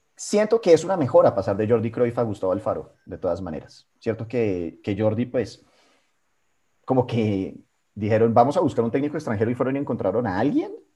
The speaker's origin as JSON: {"language": "Spanish", "country": "Colombia", "said": "nosotros como colombianos"}